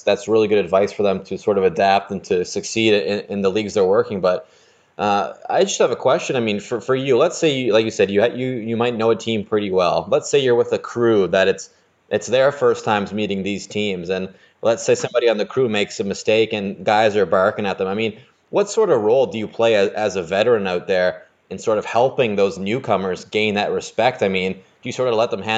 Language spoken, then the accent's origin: English; Canada; I'm a Canadian